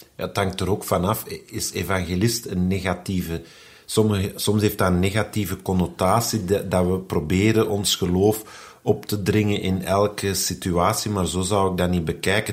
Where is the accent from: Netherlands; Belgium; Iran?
Belgium; Flanders; bij ons in Vlaanderen in de evangelische kerk